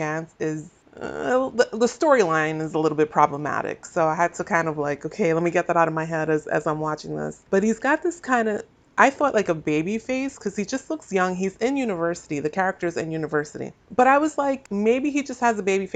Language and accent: English; Northeast of the US, United States; I am from the Northeast of the US. We tend to talk fast here.